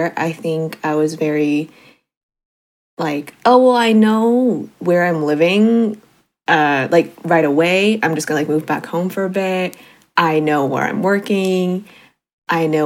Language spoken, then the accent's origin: English; South Bay, California, United States; moved away as an adult; now in East Bay, United States; I grew up in the South Bay, and then now I'm in the East Bay